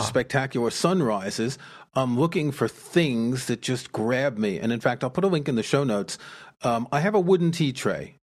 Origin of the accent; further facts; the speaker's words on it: New York City, New York, United States; I grew up in New York City